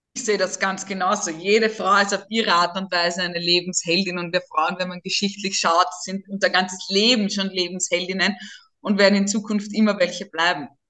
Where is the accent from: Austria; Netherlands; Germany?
Austria; Burgersdorf, Lower Austria; accent: Viennese; now in Pressbaum, Austria; Ich bin wirklich im Wiener Wald zu Hause in Niederösterreich. Ich bin ursprünglich aus der Gemeinde Burgersdorf, jetzt im Pressbaum